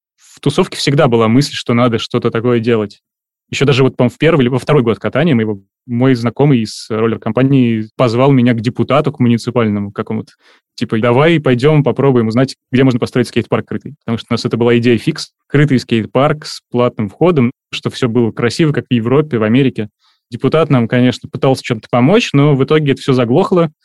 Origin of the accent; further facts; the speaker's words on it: Saint Petersburg, Russia; я из Санкт-Петербурга, мне 35 лет